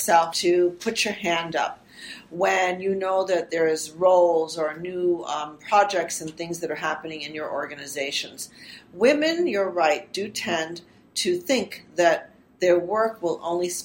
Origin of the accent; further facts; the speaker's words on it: United States; first language Armenian; English is a second language; moved away as an adult; also born or lived in Providence, Rhode Island; now in Toronto, Canada; I grew up in the U.S., so I'm both an American citizen and a Canadian citizen. I grew up in an Armenian family, and my mom and dad spoke Armenian with me